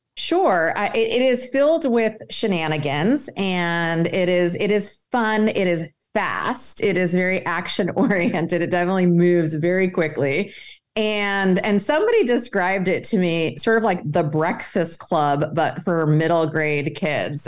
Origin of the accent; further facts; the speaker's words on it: Egypt; moved away; I'm originally from Egypt